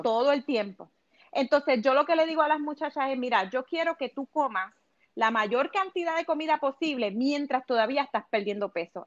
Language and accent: Spanish; Puerto Rico; moved away as an adult; now in Los Angeles, United States; yo soy de Puerto Rico, obviamente pero me mudé a Los Ángeles hace cinco años atrás